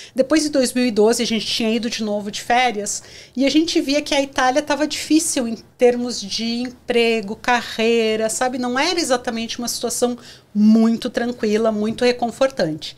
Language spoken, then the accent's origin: Portuguese; Porto Alegre, Rio Grande do Sul, Brazil; moved away as an adult; also born or lived in Londrina / São Paulo / Chile / Japan; now in Canada; eu comecei em Porto Alegre, que é de onde eu sou